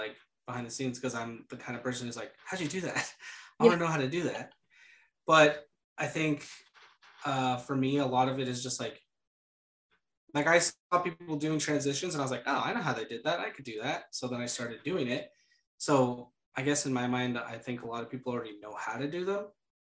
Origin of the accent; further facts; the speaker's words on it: San Diego, California, United States; now in Idaho, United States; I grew up in San Diego